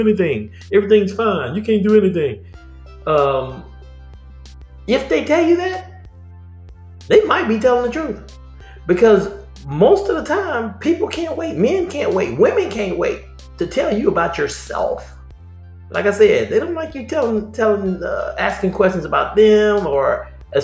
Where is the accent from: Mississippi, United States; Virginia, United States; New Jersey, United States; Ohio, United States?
Mississippi, United States; Vicksburg; moved away; my hometown, Vicksburg